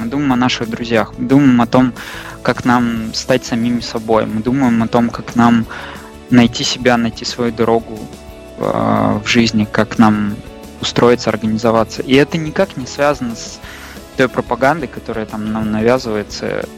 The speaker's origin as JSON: {"language": "Russian", "country": "Russia", "also_born_or_lived": "Moscow", "said": "мы там из России"}